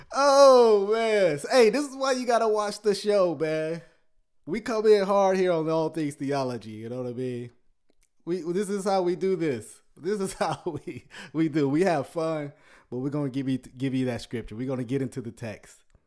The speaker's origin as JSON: {"language": "English", "town": "Ruston", "region": "Louisiana", "country": "United States", "tie": "born or raised there", "said": "I am originally, I was born in Louisi-, uh, in, um, I was born in Sh-, uh, Ruston."}